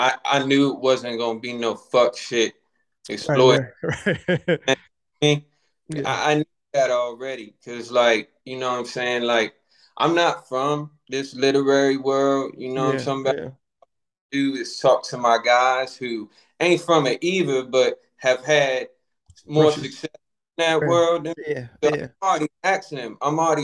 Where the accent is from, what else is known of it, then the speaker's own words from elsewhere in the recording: Baltimore, Maryland, United States; I'm a writer from Baltimore, Maryland